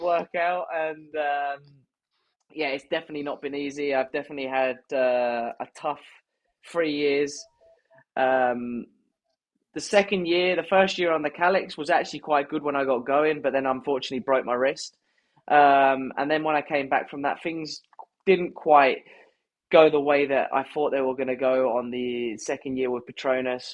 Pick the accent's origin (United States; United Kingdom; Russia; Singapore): United Kingdom; as British riders